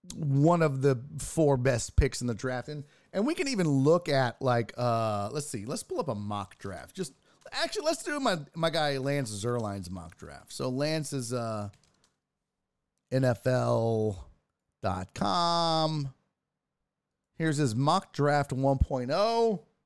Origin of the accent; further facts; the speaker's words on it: Texas, United States; I'm from Texas